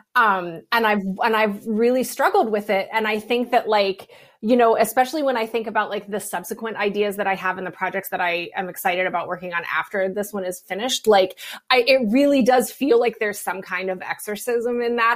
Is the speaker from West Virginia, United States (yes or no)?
yes; West Virginia, United States; I'm from West Virginia